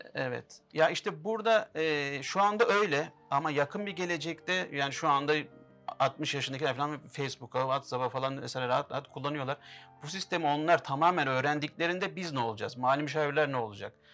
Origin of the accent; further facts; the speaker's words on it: Istanbul, Turkey; also born or lived in Şanlıurfa (ancestry); ben 1983 İstanbul doğumluyum. Aslen Şanlıurfalıyım